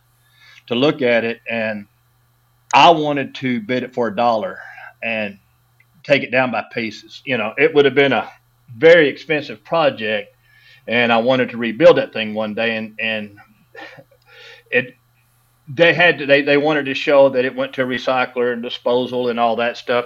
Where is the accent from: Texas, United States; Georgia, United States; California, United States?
Texas, United States; Dallas-Fort Worth area; I grew up in the Dallas-Fort Worth area